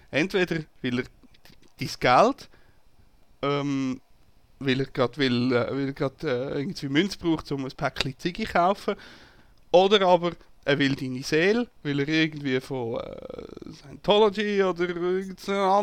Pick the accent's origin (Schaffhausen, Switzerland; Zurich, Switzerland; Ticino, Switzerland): Zurich, Switzerland; Und als Zürcher findet man das ja sowieso ein bisschen suspekt, wenn einer auf einmal freundlich ist zu einem.